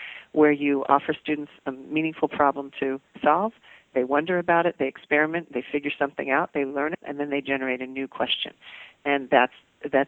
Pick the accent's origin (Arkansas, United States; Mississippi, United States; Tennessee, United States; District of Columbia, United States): District of Columbia, United States; Washington; I came back to my hometown of Washington, D.C.